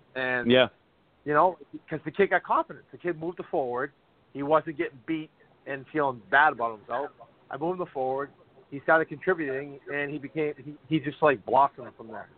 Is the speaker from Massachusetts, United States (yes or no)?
yes; Boston, Massachusetts, United States; my hometown Boston Bruins